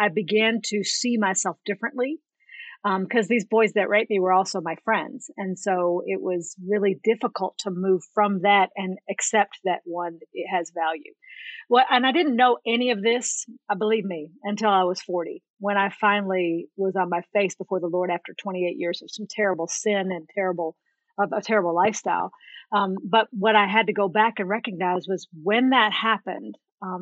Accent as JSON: {"language": "English", "area": "right outside of Nashville", "region": "Tennessee", "country": "United States", "tie": "born or raised there", "said": "I was born and raised in right outside of Nashville, Tennessee"}